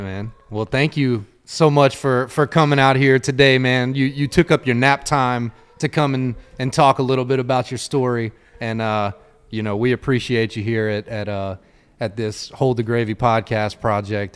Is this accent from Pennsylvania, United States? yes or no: no; Louisiana, United States; I'm born and raised in Louisiana